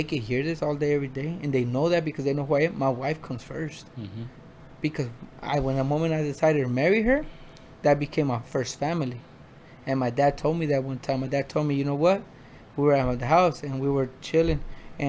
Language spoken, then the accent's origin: English; Phoenix, Arizona, United States; also born or lived in Mexico; I'm from Mexico, but I was raised in South Phoenix, 19th Avenue in Buckeye.